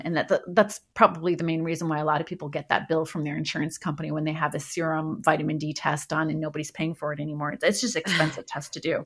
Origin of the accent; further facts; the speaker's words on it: Montreal, Quebec, Canada; moved away as an adult; also born or lived in Los Angeles, United States; I grew up in Montreal, went to med school there